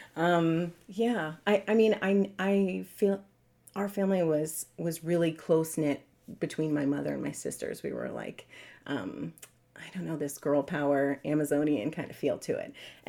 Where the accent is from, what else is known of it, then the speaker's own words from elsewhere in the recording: New York City, New York, United States; also born or lived in Long Island; So I grew up in New York City, and then later on Long Island